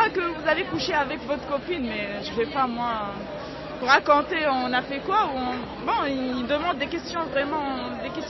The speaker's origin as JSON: {"language": "French", "country": "Tunisia", "moved": "as an adult", "lives_now": "France", "said": "on est venus ensemble de la Tunisie"}